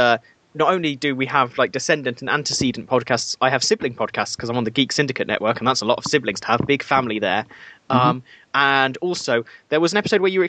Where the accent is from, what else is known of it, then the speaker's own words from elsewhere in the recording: Worcester, West Midlands, United Kingdom; I'm from Worcester